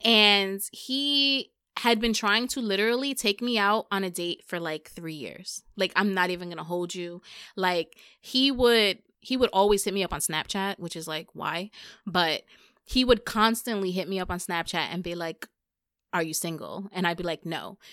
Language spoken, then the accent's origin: English; New York, United States; I'm from New York